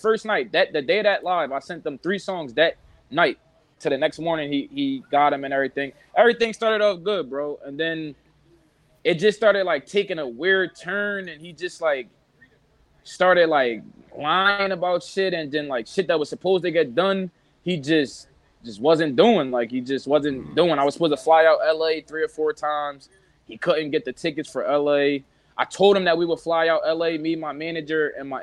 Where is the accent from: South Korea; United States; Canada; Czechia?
United States; Philadelphia, Pennsylvania; from North Philly, a rapper.